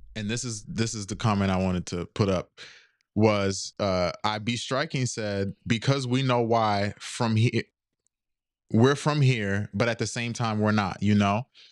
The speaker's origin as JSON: {"language": "English", "country": "United States", "accent": "American", "said": "I live here in America. So, the first thing I'm gonna say is I'm American"}